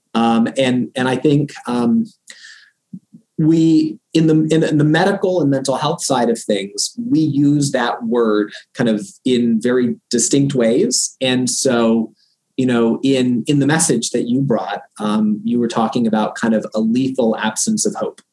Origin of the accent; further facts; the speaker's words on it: Florida, United States; moved away as an adult; also born or lived in Boston / New Haven, Connecticut; now in Rochester, United States; we are originally from Florida